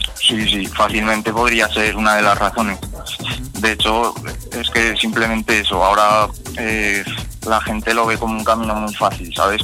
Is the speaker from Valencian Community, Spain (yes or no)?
no; Fuentes de Ebro, Aragon, Spain; estoy aquí en Fuentes de Ebro, en mi pueblo